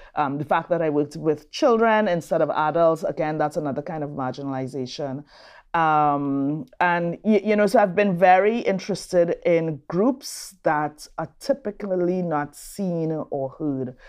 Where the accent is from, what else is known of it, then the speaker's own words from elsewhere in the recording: Trinidad & Tobago; moved away as an adult; also born or lived in Brazil / New Orleans, United States; now in Raleigh, United States; I'm from Trinidad and Tobago.